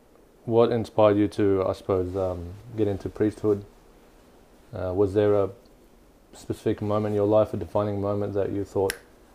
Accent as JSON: {"language": "English", "town": "Brisbane", "region": "Queensland", "country": "Australia", "tie": "born or raised there", "also_born_or_lived": "Mosul, Iraq", "said": "I was born in Mosul, Iraq, and my family are from a little town called Al Qosh, and my family migrated here to Australia when I was just 7 years old."}